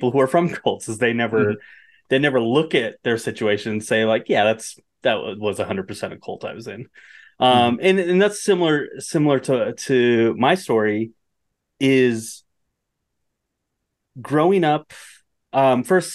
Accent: Bosler, Wyoming, United States; I grew up in Bosler, which is 10 miles from Pat's Ranch

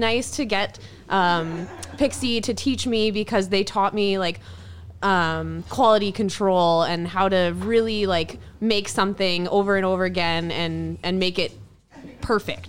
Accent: Ontario, Canada; also born or lived in Lake Louise; now in Edmonton, Canada; I'm originally from Ontario

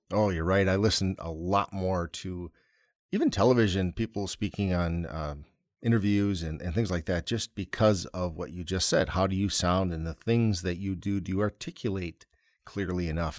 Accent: Wisconsin, United States; we're from Wisconsin

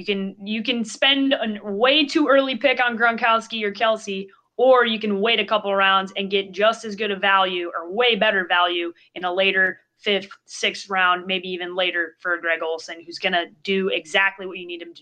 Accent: Chicago, Illinois, United States; Well, I grew up in Chicago, so that's usually the easiest way to become a Bears fan.

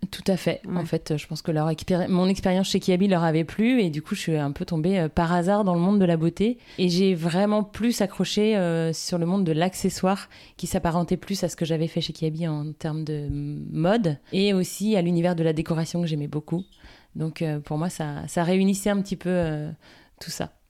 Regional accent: Guérande, Pays de la Loire, France; also born or lived in Nantes / Lille / Paris; Avant Nantes, j'étais pas très loin puisque j'étais guérandaise, donc sur la côte, dans un univers du coup très vert puisqu'on vivait à la campagne

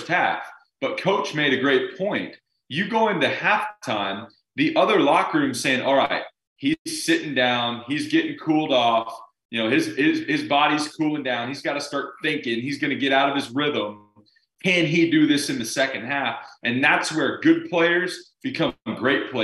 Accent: San Antonio, Texas, United States; my hometown school is UTSA Roadrunners

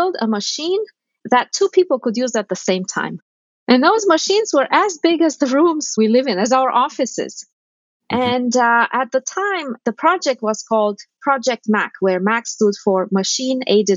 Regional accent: Romania; moved away; I grew up in Romania at a time of great austerity

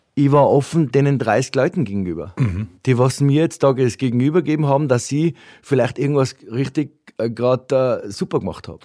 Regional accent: Ötz, Tyrol, Austria; meine Mutter äh, äh mich besucht hat, äh, äh bei uns in Ötz

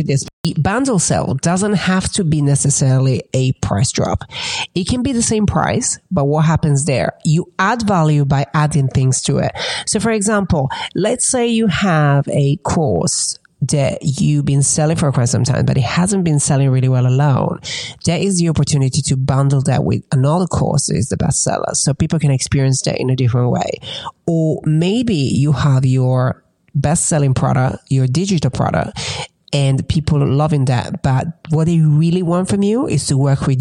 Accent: Italy; moved away as an adult; also born or lived in England; now in United States; growing up in Italy

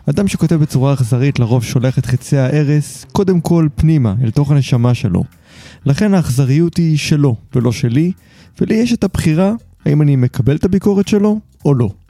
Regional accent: Haifa, Haifa District, Israel; רק שתבין, אני מגיע מחיפה. שתמיד הבטיחו לנו שיפנו את הבית

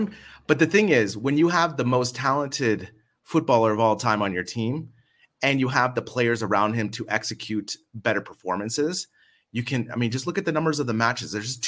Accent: San Francisco Bay Area, California, United States; moved away as an adult; now in Barcelona, Spain; I'm from the Bay Area. So obviously my pro teams around the Bay Area were first because that's what I grew up with, right? I didn't grow up in Barcelona.

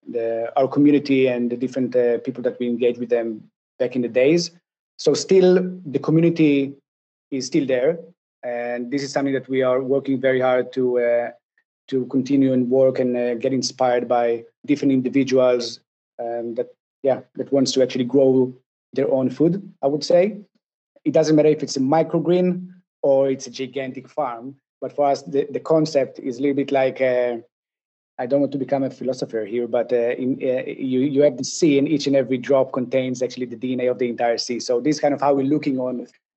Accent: Israel; I'm from Israel

